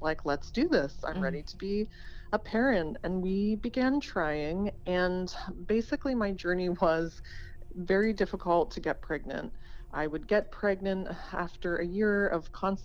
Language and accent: English; Erie, Pennsylvania, United States; now in San Diego, United States; I'm from Erie, Pennsylvania